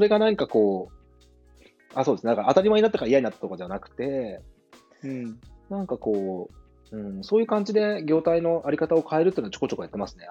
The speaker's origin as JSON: {"language": "Japanese", "town": "Hida", "region": "Gifu", "country": "Japan", "tie": "born or raised there", "said": "生まれ育った飛騨"}